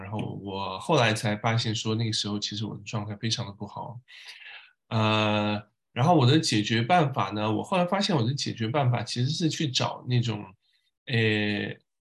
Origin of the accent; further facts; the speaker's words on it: Tibetan areas of Sichuan, China; moved away as an adult; now in Paris, France; 我是小时候在四川的藏区成长，读书，呃，一直读到上大学